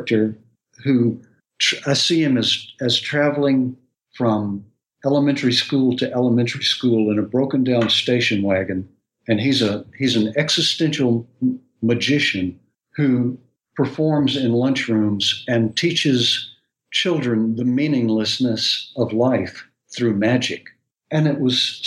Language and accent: English; outside of Atlanta, Georgia, United States; now in Nashville, United States; I grew up outside of Atlanta, which is another fine town